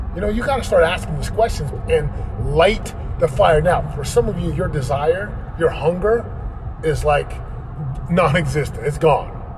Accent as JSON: {"language": "English", "town": "Orem", "region": "Utah", "country": "United States", "tie": "born or raised there", "moved": "as an adult", "lives_now": "Southern California, United States", "said": "where I grew up in Orem, Utah"}